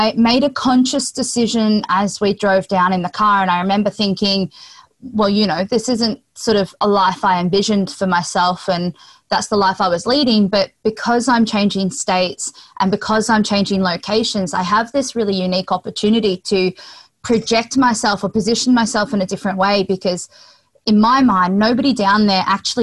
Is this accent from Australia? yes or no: yes; Sunshine Coast, Queensland, Australia; I grew up on the Sunshine Coast in Queensland, Australia.